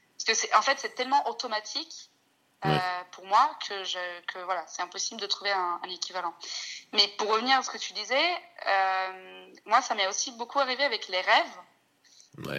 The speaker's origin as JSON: {"language": "French", "country": "Italy", "also_born_or_lived": "Scotland", "first_language": "Italian", "second_language": "French", "moved": "yes", "lives_now": "France", "said": "quand je rentre en Italie à bloquer complètement, alors que c'est ma langue maternelle, que je parle depuis que je suis née"}